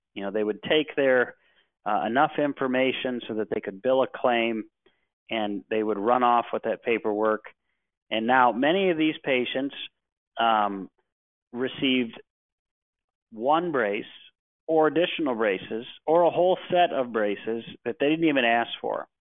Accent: Cleveland, Ohio, United States; I was born and raised in Cleveland, Ohio

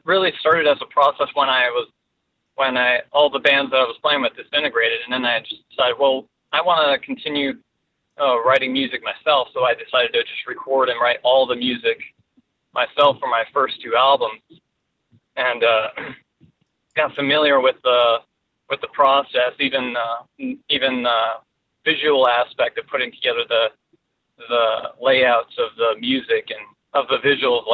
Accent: Fort Lauderdale, Florida, United States; also born or lived in Northern California; now in Tampa, United States; I grew up in Fort Lauderdale

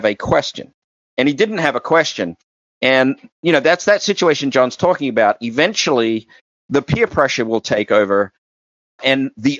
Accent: Australia; moved away; I grew up in Australia

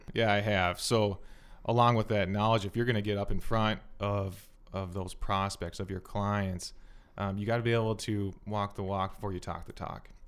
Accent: South Metro, Minnesota, United States; I was born in the South Metro.

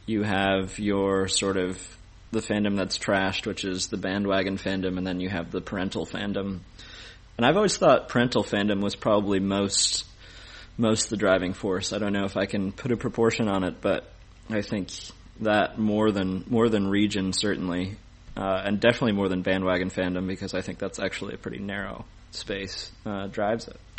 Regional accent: Ithaca, New York, United States; we lived in Ithaca for my entire childhood.

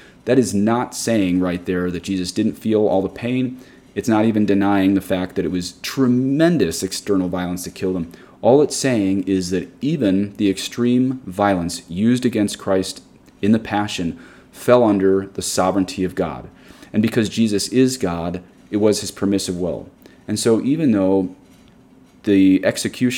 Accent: United States; especially as American Catholics

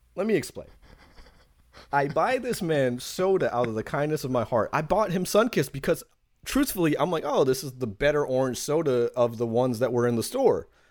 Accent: New York City, New York, United States; from Queens, New York when I say this. I come from the ghetto.

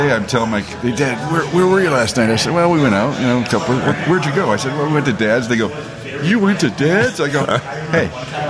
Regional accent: British Columbia, Canada; moved away; I grew up in British Columbia.

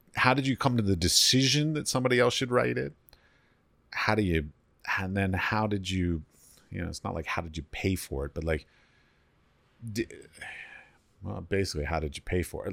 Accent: United States; moved away; I come from America

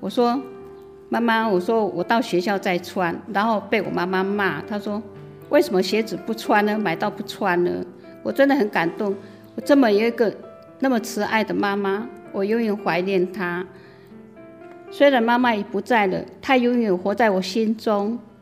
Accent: Wufeng, Hsinchu County, Taiwan; moved away as an adult; also born or lived in Xinfeng, Hsinchu County; 出生地是新竹县五峰乡，沿住闽，在下属，我七岁的时候父亲就不在了，母亲就把我们五位兄弟姐妹抚养长大

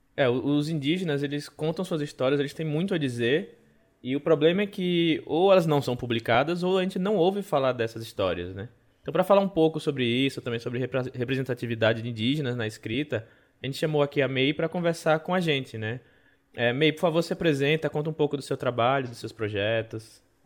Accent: Northeast Region, Brazil; como nordestino

